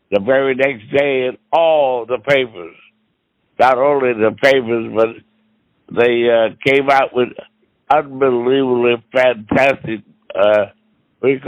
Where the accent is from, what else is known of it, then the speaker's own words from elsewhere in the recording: Kentucky, United States; moved away; also born or lived in Los Angeles; I was raised in Kentucky